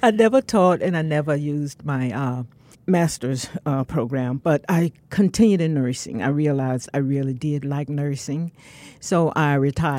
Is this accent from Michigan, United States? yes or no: no; Severn, North Carolina, United States; also born or lived in Durham, North Carolina; I was born in Severn, North Carolina